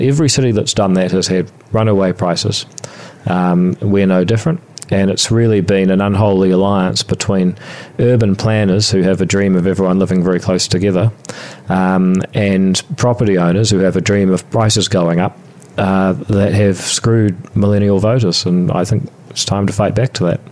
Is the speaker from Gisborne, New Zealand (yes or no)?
no; Whangarei, Northland, New Zealand; also born or lived in Palmerston North; I was born in Palmerston North, and um, about the same time as I learned to walk, I also left there and um, went to moved to Whangarei